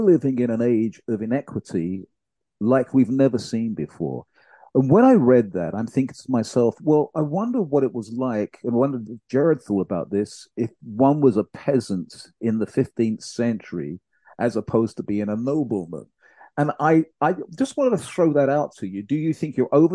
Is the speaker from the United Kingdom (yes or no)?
yes; United Kingdom; my home country, the UK